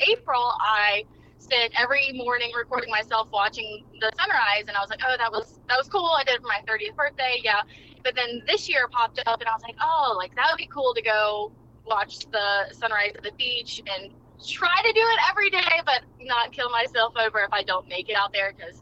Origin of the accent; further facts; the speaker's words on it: Eastern North Carolina, United States; I'm from Eastern North Carolina